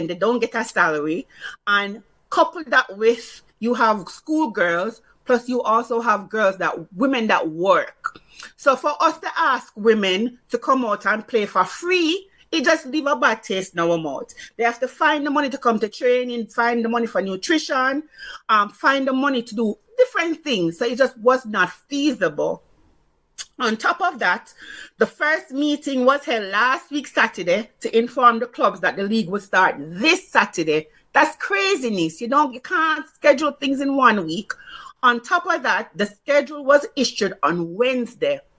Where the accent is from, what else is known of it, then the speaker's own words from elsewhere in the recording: Saint Catherine Parish, Jamaica; even though it was going to play in Arnett we are from St. Catherine